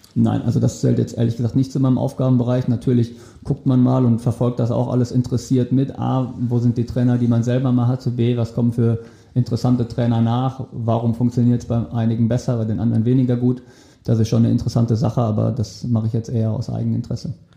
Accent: Wetter, North Rhine-Westphalia, Germany; moved away; also born or lived in Hamburg; in meiner Heimatstadt, wo ich herkomme, und wir kegeln. Nämlich wo? In Wetter an der Ruhr.

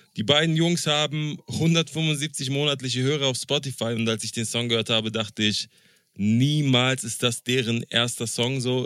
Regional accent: Berlin, Germany; ich als Berliner

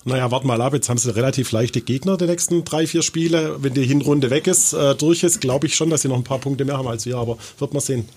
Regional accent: Austria

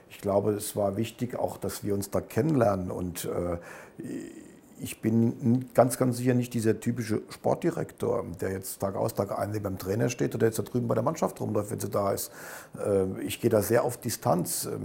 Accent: Germany; also ich bin Deutscher und, und drücke Deutschland natürlich die Daumen

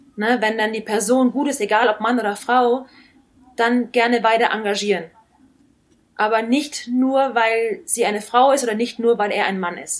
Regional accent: Nuremberg, Bavaria, Germany; born or raised there; moved away as an adult

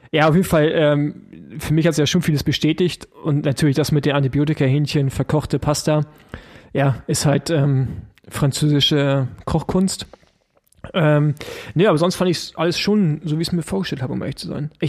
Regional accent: East Germany, Germany; ich als Ossi, weißt du, alles über Berlin heraus mit drei Autobahnen, überhaupt erstmal ein Flug.

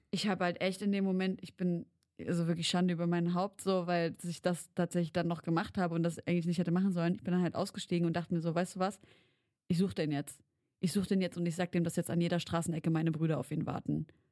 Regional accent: Leipzig, Saxony, Germany; bei uns in Leipzig

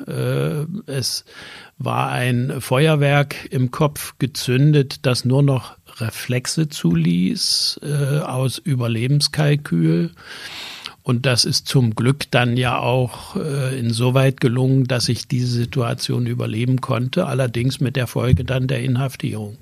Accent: Erzgebirge, Saxony, Germany; moved away; also born or lived in Braunschweig; ich bin in der DDR geboren im Erzgebirge dort aufgewachsen

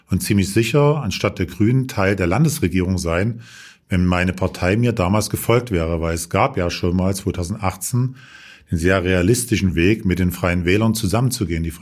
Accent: Dresden, Saxony, Germany; Dresden ist meine Heimatstadt. Hier bin ich zu Hause. Das ist meine Wurzel schon immer.

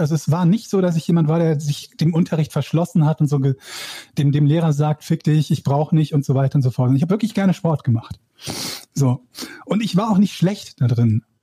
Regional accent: Schiefbahn, North Rhine-Westphalia, Germany; Ich komme aus einem kleinen Dorf, das heißt Schiefbahn

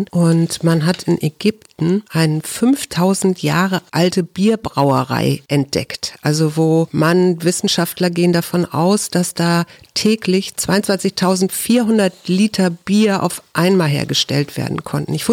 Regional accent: Hamburg, Germany; Für mich ist das völlig logisch als Hamburgerin.

